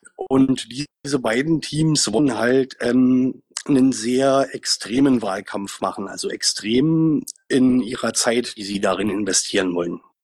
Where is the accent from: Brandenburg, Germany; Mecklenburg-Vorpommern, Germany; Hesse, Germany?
Brandenburg, Germany; Ich komme auch aus Brandenburg